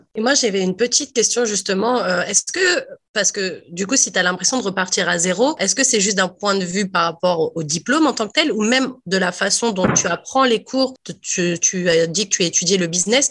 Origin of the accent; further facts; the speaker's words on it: France; moved away as an adult; now in Toronto, Canada; je viens de France et c'est là où j'ai fait mes études